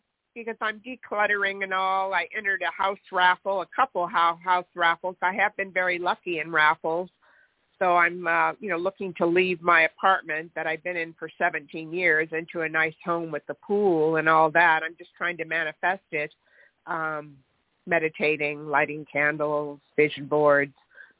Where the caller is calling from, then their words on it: California, United States; Thank you. Hi … in California.